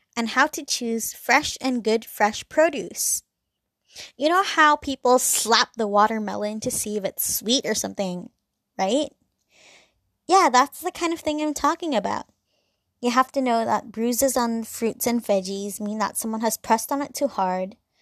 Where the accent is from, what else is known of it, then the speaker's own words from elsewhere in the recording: Hong Kong; I'm from Hong Kong and it's very busy, it's very loud